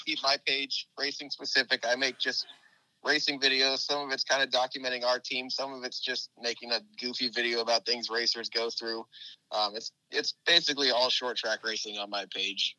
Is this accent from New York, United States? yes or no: no; Indianapolis, Indiana, United States; now in Florida, United States; When I was growing up in Indianapolis, my dad and I always went to the NASCAR truck race at Indianapolis Raceway Park